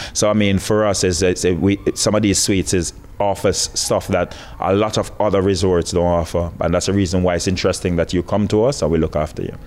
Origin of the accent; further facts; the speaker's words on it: Jamaica; moved away as an adult; now in Curacao; I'm Jamaican actually, but um, you know I can I consider myself now as a as a Curacao national because I've been here for two years